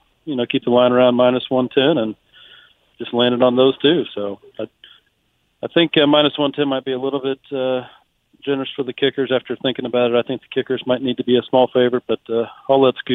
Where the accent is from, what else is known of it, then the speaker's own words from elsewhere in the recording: Springfield, Missouri, United States; I'm out of the Springfield, Missouri area.